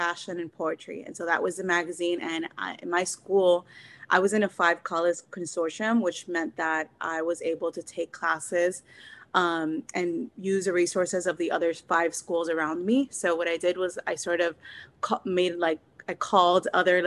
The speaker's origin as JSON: {"language": "English", "town": "Miami", "region": "Florida", "country": "United States", "tie": "born or raised there", "also_born_or_lived": "Cuba / Massachusetts", "moved": "as an adult", "said": "So I was born in Cuba. I'm an immigrant and I was raised in Miami"}